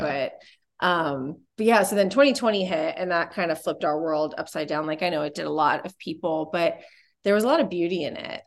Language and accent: English; Orlando, Florida, United States; moved away as an adult; also born or lived in Australia; now in Dallas, United States; we are originally from Florida. We were in Orlando, Florida for a long time